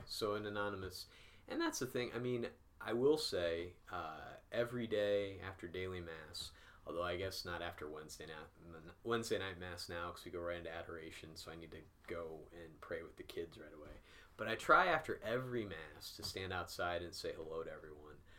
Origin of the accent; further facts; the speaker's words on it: Peoria, Illinois, United States; moved away as an adult; now in North Carolina, United States; I grew up in Peoria, Illinois